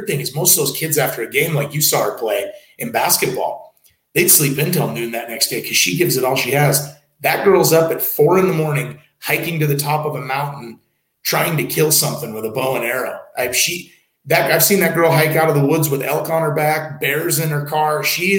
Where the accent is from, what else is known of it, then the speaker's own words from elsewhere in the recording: Kalispell, Montana, United States; I know I'm from Kalispell, so I should be Missoula.